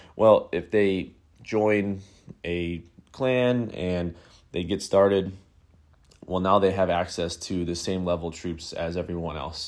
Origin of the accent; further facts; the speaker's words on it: Buffalo, New York, United States; my hometown of, of Buffalo, New York